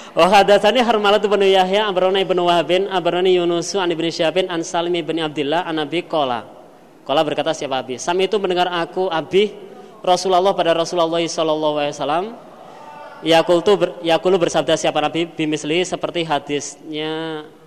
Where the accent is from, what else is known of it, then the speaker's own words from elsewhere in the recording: Kediri, East Java, Indonesia; saya lahir di Pondok